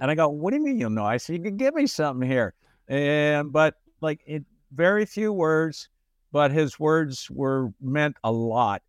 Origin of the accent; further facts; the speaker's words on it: Detroit, Michigan, United States; moved away; I grew up in Detroit, Michigan.